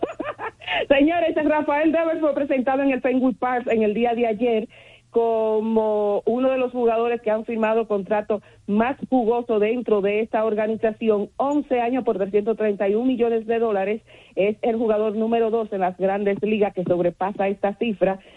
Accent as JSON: {"language": "Spanish", "town": "San Francisco de Macorís", "region": "Duarte", "country": "Dominican Republic", "tie": "born or raised there", "moved": "yes", "lives_now": "Santo Domingo, Dominican Republic", "said": "el equipo de mi pueblo natal, que son los gigantes del Cibao de San Francisco de Macorís"}